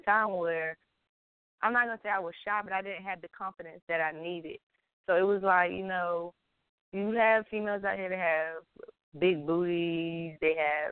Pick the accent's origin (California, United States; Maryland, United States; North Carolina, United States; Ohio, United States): North Carolina, United States; New York; also born or lived in Puerto Rico (ancestry); I'm full Puerto Rican. My mother is Puerto Rican. My father is Puerto Rican. Grandparents are from Puerto Rico. But I moved from New York when I was 10 years old to North Carolina.